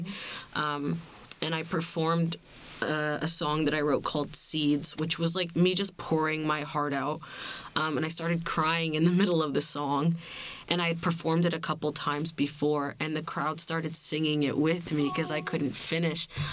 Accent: Bermuda; I'm from Bermuda

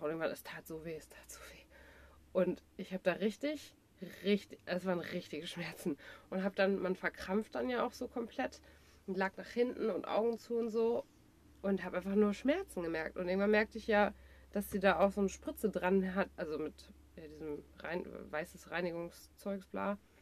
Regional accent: Dortmund, North Rhine-Westphalia, Germany; ich komme aus Dortmund

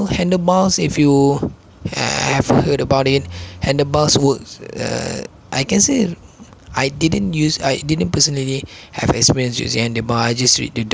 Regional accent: Malaysia; first language Malay; English is a second language; I'm a Malaysian myself. I speak Malay instead of English, so I speak Malay all the time. English is just my secondary language

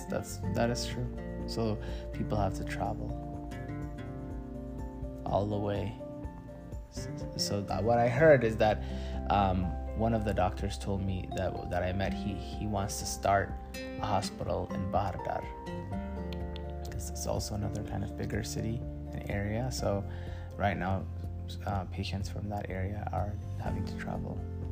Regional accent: United States; I am from America. And the best country in the world.

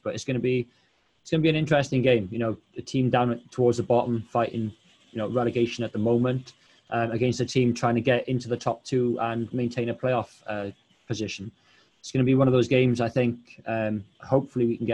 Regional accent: Wales, United Kingdom; I'm Welsh.

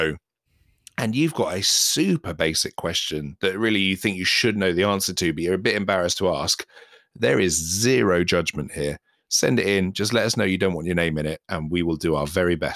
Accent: England, United Kingdom; me as an Englishman

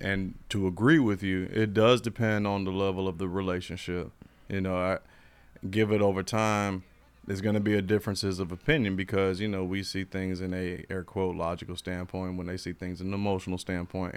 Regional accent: Florida, United States; I'm from Florida and I'm German.

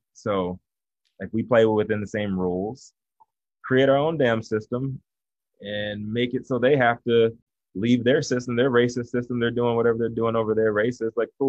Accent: the South, United States; I'm from the South, man. I don't believe that.

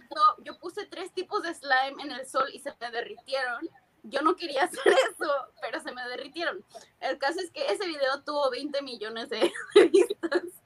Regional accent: Tijuana, Baja California, Mexico; also born or lived in San Diego, United States / Berkeley, United States; now in United States; De Tijuana, mi casa, mi familia, mis amigos

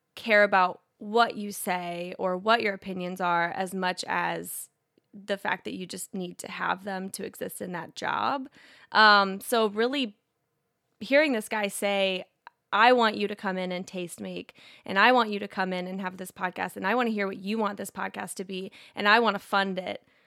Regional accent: Indiana, United States; growing up in Indiana, having family from, all from Kentucky, both sides

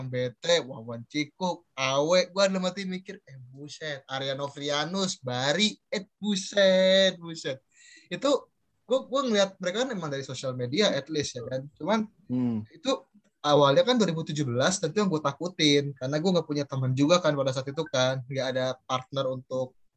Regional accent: Bekasi, West Java, Indonesia; sebenarnya gini sih bang eh, gue kan dari Bekasi ya ya otomatis gue ikut senap Indo Bekasi dong

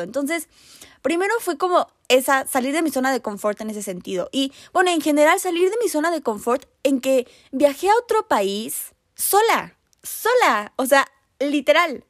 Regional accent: Mexico City, Mexico; yo soy de la Ciudad de México

